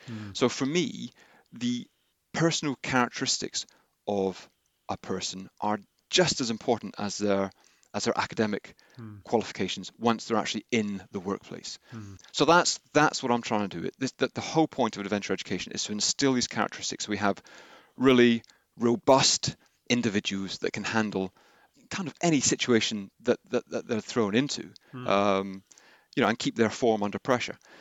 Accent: Henley-on-Thames, South East England, United Kingdom; also born or lived in Glasgow; I was born in Glasgow. Uh, I moved around a little bit, but then came to Henley uh, when I was around 10 years old and went to Trinity.

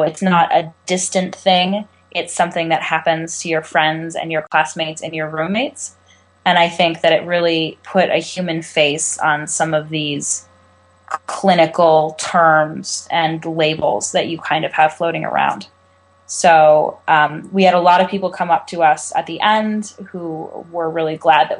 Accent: California, United States; I'm 20 years old. I'm from California.

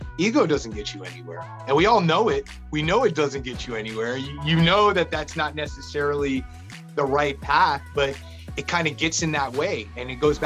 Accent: Annandale, Virginia, United States; I'm a local kid. I grew up in Annandale, Virginia

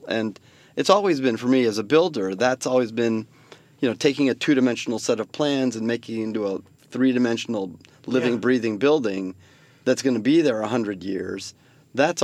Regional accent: San Francisco, California, United States; I grew up in San Francisco, so I know the city like the back of my hand.

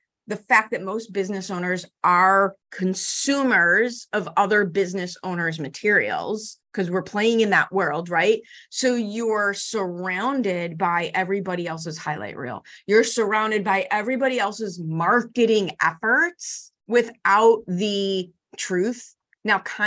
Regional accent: Chicago, Illinois, United States; I grew up in Chicago public schools in the 70s and 80s

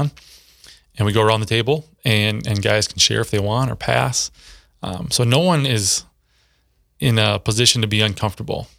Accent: Minneapolis, Minnesota, United States; moved away as an adult; also born or lived in Saint Cloud, Minnesota / Sioux Falls, South Dakota; now in Brandon, United States; I grew up in the Twin Cities

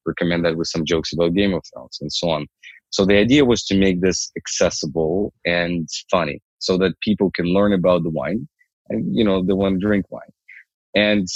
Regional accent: Ukraine; moved away as an adult; now in Canada; I'm originally from Ukraine. I came here 7 years ago

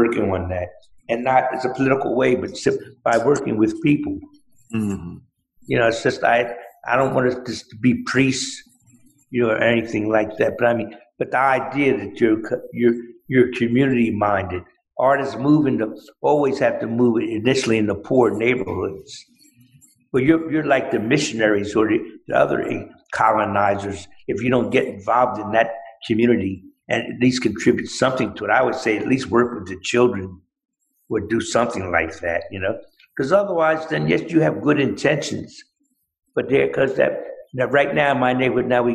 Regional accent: Philadelphia, Pennsylvania, United States; I'm a Philadelphian.

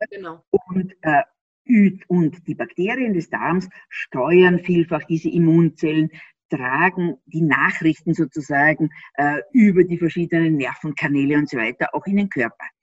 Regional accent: Austria; ich bin ja Österreicherin und die haben ja manchmal so einen Minderwertigkeitskomplex den Deutschen gegenüber.

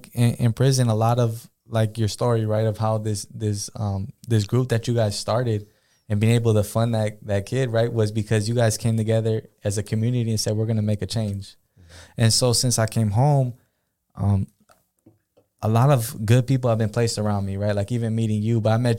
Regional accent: Pomona, California, United States; Because I'm from Pomona, right? I'm from LA. All my family lives down there.

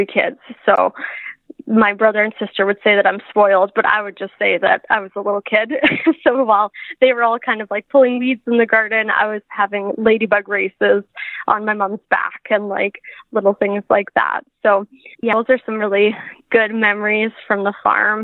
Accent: southern Saskatchewan, Canada; I'm from a small town in southern Saskatchewan. I grew up on a grain farm

